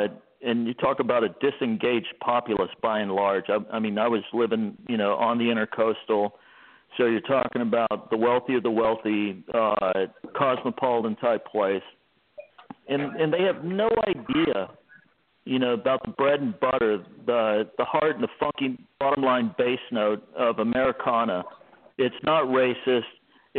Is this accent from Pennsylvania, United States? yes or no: no; Texas, United States; as a Texan